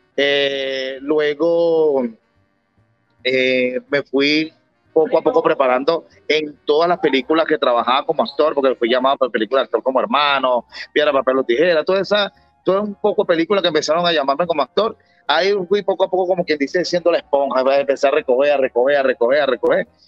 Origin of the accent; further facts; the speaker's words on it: Venezuela; yo soy venezolano